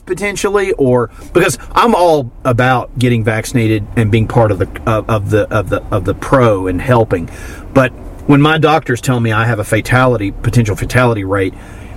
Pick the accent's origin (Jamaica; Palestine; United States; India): United States; Miami, Florida; I'm from Florida, but I'm just like... I'm from the Miami area